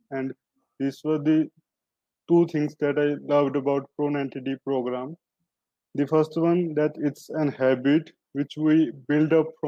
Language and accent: English; India; uh, I'm from India.